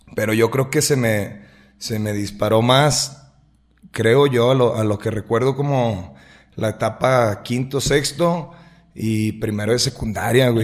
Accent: Lagos de Moreno, Jalisco, Mexico; also born or lived in Guadalajara; soy nacido aquí en Lagos de Moreno, prácticamente toda, toda mi vida he radicado aquí en Lagos de Moreno

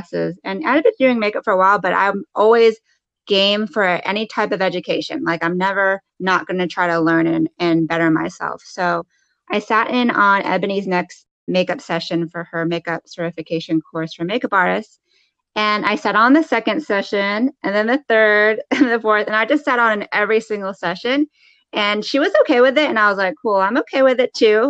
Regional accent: United States; I was born in the United States, first generation

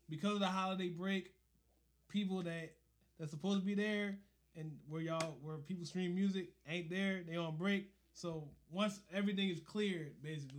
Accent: Philadelphia, Pennsylvania, United States; I grew up in North Philly

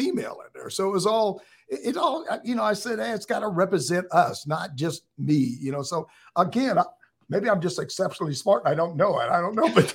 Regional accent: West Coast, United States; I grew up in the West Coast

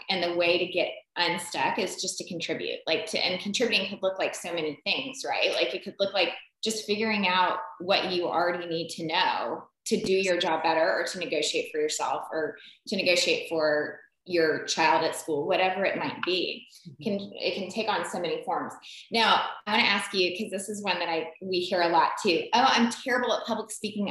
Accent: the South, United States; we're mainly from the South

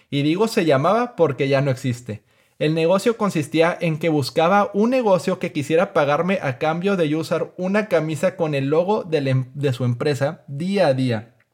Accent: Mexico; soy un emprendedor mexicano de 27 años de edad.

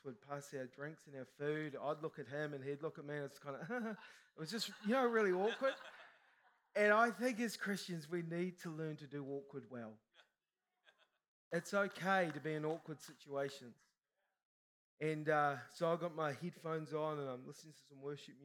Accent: New Zealand; I'm a Kiwi, Kiwis are humble

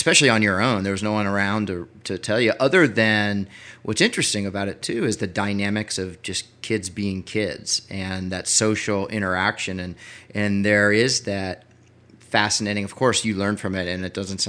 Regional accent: Washington, District of Columbia, United States; I grew up in Washington, D.C.

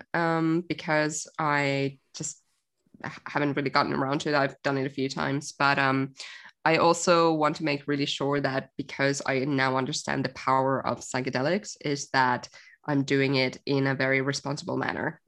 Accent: Finland; moved away; I grew up in Finland, for anyone thinking where the hell is her accent from?

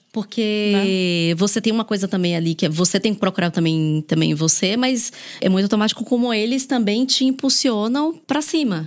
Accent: Salvador, Bahia, Brazil; moved away; Eu sou de Salvador

